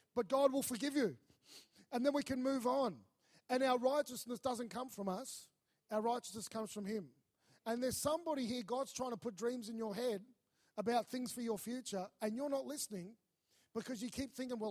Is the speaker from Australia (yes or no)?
yes; Melbourne, Victoria, Australia; moved away as an adult; also born or lived in North Queensland; I was from Melbourne